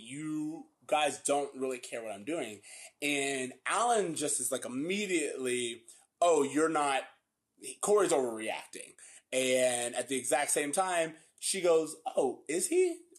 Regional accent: Florida, United States; we grew up in Florida

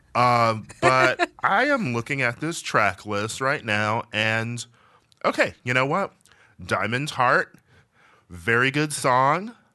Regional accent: Milwaukee, Wisconsin, United States; I'm from Milwaukee, which is not the South, but it's, like, the Midwest. And, you know, I grew up around some barns

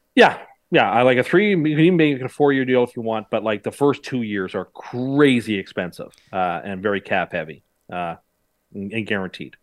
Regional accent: Canada; as a Canadian

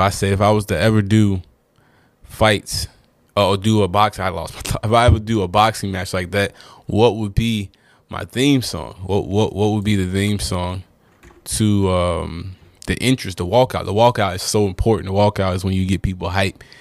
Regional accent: North Carolina, United States; I'm from North Carolina

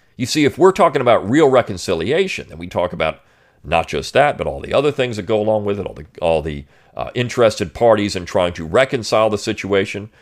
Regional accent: Delaware, United States; I grew up in Delaware

